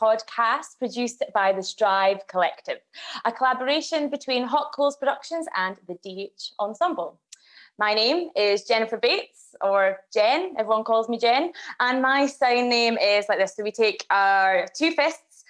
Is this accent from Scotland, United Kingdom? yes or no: yes; Scotland, United Kingdom; accent: Scottish; I am Scottish. I speak with a Scottish accent